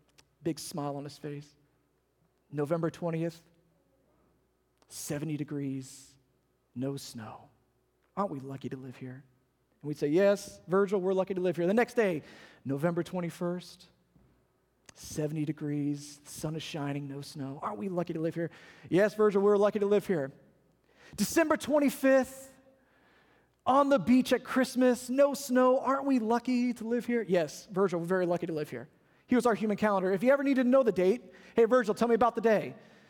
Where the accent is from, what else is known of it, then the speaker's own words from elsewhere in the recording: Ohio, United States; We used to tease him because we came from Ohio. When you live up north for as long as we did, you get tired of seeing snow and rain and sleet and slush and gray skies and cold weather.